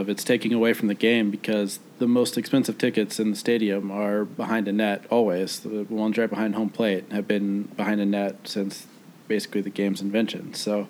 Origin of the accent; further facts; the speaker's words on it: Kansas City, Missouri, United States; We're from Kansas City.